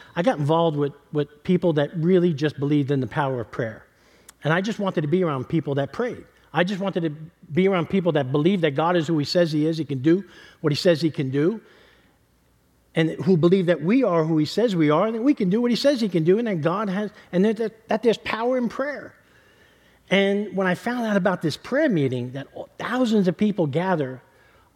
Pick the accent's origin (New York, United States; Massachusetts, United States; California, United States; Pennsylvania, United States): New York, United States; New York City; moved away; also born or lived in Kentucky; I'm born and raised in New York City